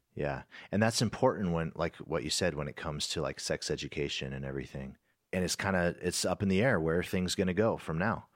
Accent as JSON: {"language": "English", "country": "United States", "said": "being an American"}